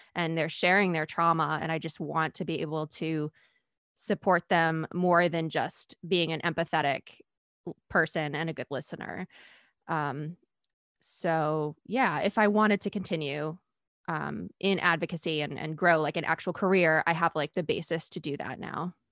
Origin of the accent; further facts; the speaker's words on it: Maine, United States; I'm from Maine